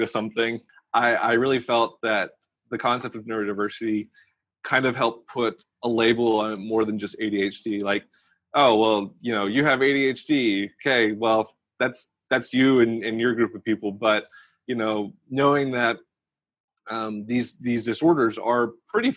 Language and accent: English; Arkansas, United States; born or raised there